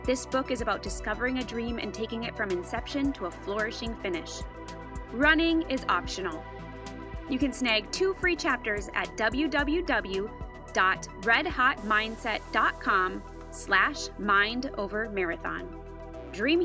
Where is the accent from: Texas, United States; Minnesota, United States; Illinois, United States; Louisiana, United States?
Minnesota, United States; moved away as an adult; now in Colorado, United States; we're from Minnesota, but we moved in the middle of the shutdown to Colorado.